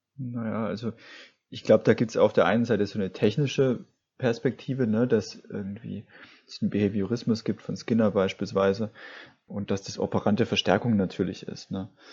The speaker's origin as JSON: {"language": "German", "region": "Swabia", "country": "Germany", "said": "ich komme ja aus dem Schwabenland"}